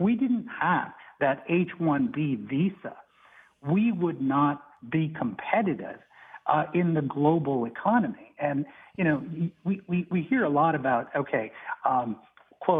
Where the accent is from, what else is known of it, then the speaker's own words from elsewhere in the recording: Arizona, United States; I actually was born and raised in Arizona, one of the border states